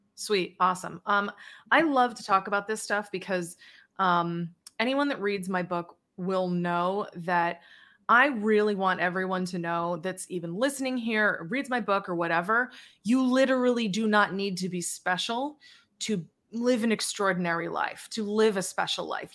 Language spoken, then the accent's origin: English; Charlton, Massachusetts, United States; also born or lived in Worcester, Massachusetts; now in Hawaii, United States; I was born in Worcester, Massachusetts, raised in Charlton, Massachusetts. Then I moved to Worcester, Massachusetts